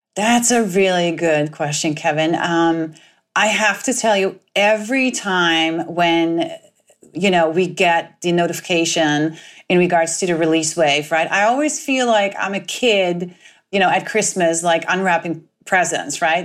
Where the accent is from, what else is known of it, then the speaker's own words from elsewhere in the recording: Netherlands; moved away; I am originally from the Netherlands